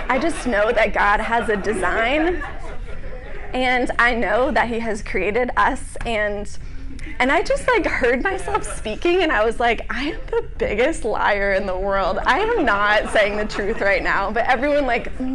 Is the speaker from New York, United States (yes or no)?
no; Northern Virginia, United States; also born or lived in Charlottesville, Virginia; I'm from Northern Virginia.